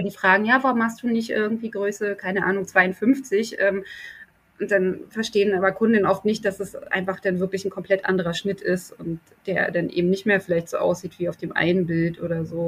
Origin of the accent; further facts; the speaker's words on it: East Germany, Germany; now in Berlin, Germany; der erste Teil meiner Kindheit in der DDR stattgefunden hat